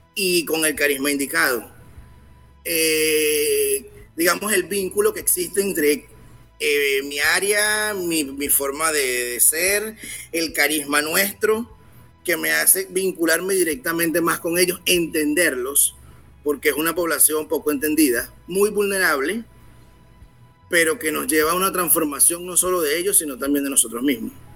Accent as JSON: {"language": "Spanish", "country": "Venezuela", "said": "soy venezolano"}